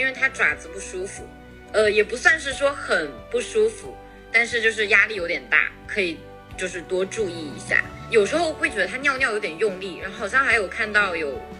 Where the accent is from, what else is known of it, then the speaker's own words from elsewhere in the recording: Wenzhou, Zhejiang, China; 对，我是浙江温州，但皮革厂不是我家的。